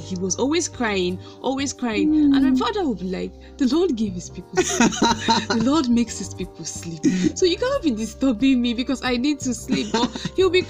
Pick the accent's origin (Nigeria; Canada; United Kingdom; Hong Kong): Nigeria; We're Nigerians.